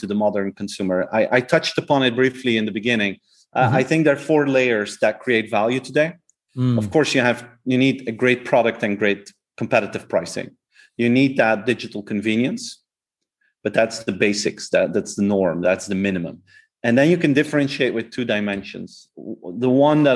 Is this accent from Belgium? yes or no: yes; Flanders, Belgium; first language Flemish; English is a second language; the Flemish version, like my native language